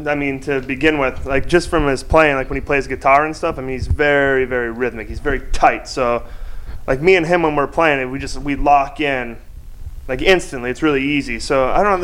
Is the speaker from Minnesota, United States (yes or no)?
yes; Minnesota, United States; I'm from Minnesota